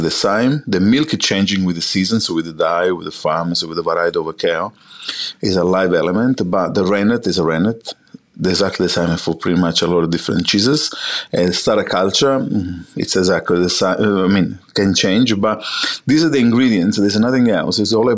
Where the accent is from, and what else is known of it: Sicily, Italy; born or raised there; English is a second language; moved away as an adult; now in Australia